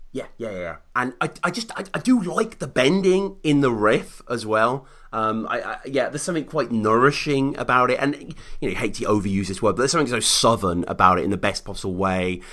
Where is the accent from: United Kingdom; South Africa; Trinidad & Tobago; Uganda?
United Kingdom; this Brit over here